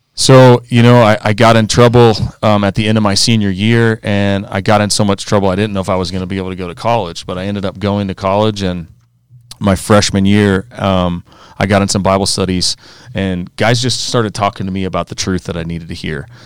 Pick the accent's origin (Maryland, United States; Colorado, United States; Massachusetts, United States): Colorado, United States; Aspen; also born or lived in Arizona / Clemson, South Carolina; I grew up out here in Colorado, went to Aspen High School just like these guys.